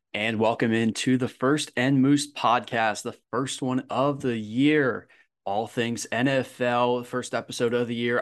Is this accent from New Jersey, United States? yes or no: no; Philadelphia, Pennsylvania, United States; moved away; I'm originally from Philadelphia